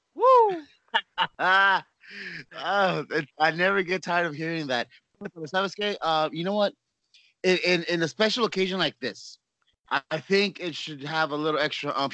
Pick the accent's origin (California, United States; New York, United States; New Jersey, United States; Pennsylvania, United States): California, United States; Los Angeles; also born or lived in Orlando, Florida; now in San Antonio, United States; I'm born and raised in California